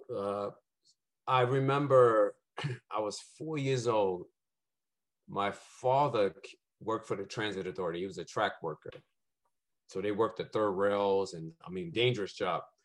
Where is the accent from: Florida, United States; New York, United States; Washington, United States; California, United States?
New York, United States; New York City; I born and raised in Brooklyn, Brownsville, East New York